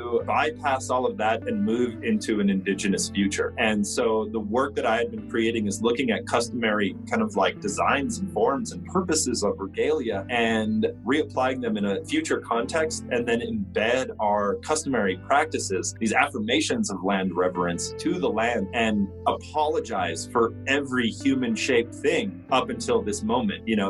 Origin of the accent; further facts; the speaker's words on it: Northern Plains, United States; now in New Mexico, United States; I'm from the Northern Plains. I live here in New Mexico.